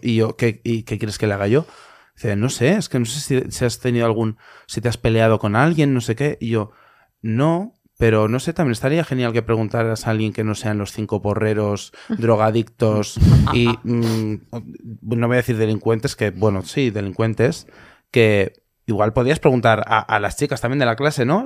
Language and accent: Spanish; Valencia, Valencian Community, Spain; yo soy valenciano